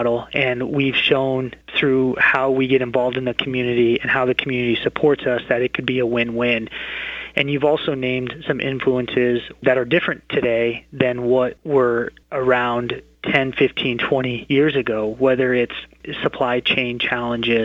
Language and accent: English; Boone, Iowa, United States; I was born and raised in Boone